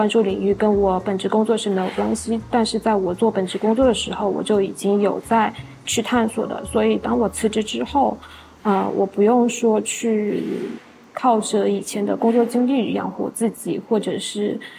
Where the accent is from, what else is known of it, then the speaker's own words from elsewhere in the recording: Jiangsu-Zhejiang, China; now in Chengdu, China; 它其实不太像江浙那边，我觉得我们江浙那边可能更多的。嗯，饮食文化还是以独食为主